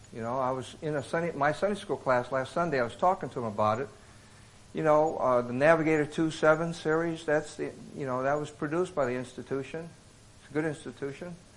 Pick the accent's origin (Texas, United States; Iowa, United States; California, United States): Iowa, United States; Davenport; also born or lived in Bronx, New York City; now in Boston, United States; raised in Davenport, Iowa